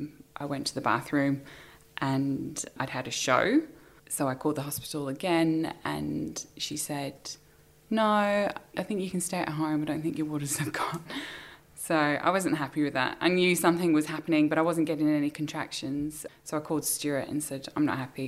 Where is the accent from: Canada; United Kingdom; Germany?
United Kingdom; England; moved away as an adult; also born or lived in Sydney, Australia; now in Australia; I was born in England. I came to Australia nearly 10 years ago.